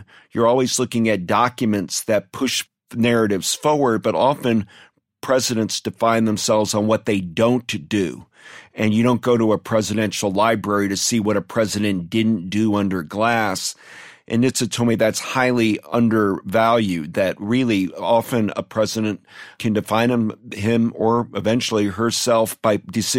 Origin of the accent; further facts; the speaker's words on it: Ohio, United States; I grew up in Ohio, and one of our bragging rights, we call the state the mother of presidents.